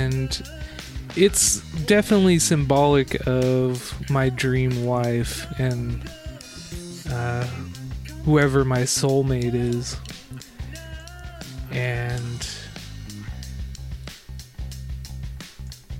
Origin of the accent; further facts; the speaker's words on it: Southern California, United States; Growing up in Southern California, I would always go to the southern coast